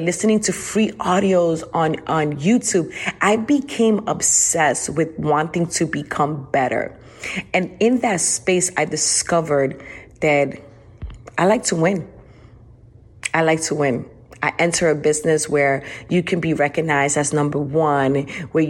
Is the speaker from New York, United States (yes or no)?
yes; New York City, New York, United States; now in Houston, United States; I'm originally from New York City, now living in Houston, Texas, and I grew up in the rough streets of New York